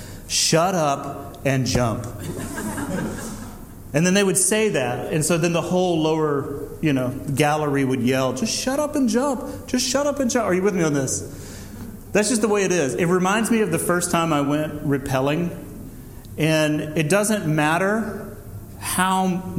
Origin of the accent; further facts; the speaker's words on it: Deep South, United States; growing up in the Deep South in the 80s